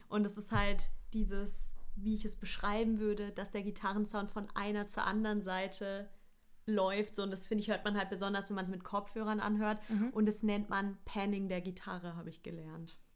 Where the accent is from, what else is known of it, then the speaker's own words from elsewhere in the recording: near Offenburg, Baden-Württemberg, Germany; aus meiner Heimat in der Nähe zumindest.